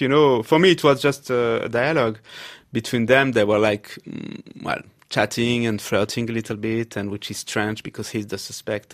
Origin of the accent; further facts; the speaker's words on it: Paris, Île-de-France, France; I had been growing up in Paris in a very leftist environment.